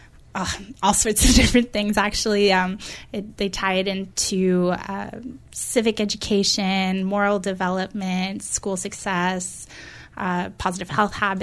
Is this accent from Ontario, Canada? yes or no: no; Montreal, Quebec, Canada; moved away as an adult; now in Victoria, Canada; I'm from Montreal, so that's where I did my undergrad